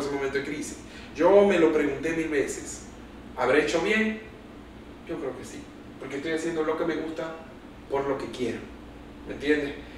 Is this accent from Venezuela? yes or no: yes; Maracaibo, Zulia, Venezuela; qué orgullo ser hijo de esta tierra, ser hijo de esta cultura, y qué orgullo me da sentirme maravino y zuliano